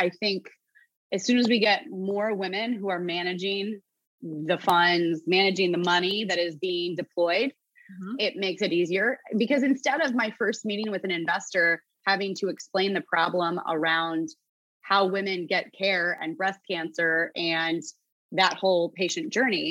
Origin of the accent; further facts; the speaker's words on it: New Jersey, United States; And I'm from Jersey and I don't give a F.